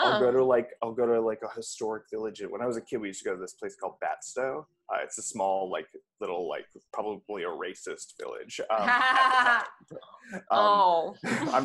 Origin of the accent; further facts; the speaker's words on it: Toms River, New Jersey, United States; I grew up on the Jersey Shore and just out in Tom's River over a bridge to Seaside